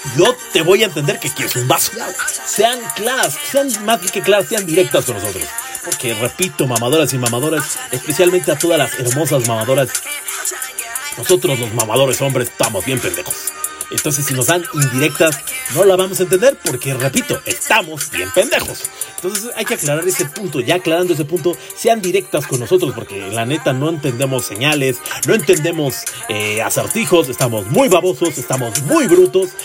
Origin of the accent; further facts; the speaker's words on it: northern State of Mexico, Mexico; Yo soy del norte del Estado de México